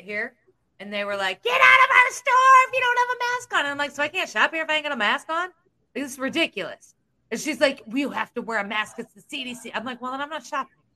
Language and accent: English; Iowa, United States; I'm from Iowa.